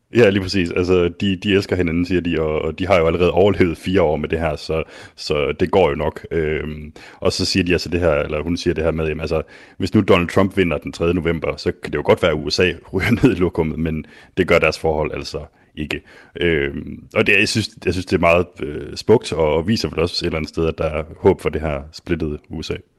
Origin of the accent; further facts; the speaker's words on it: Denmark; mig som dansker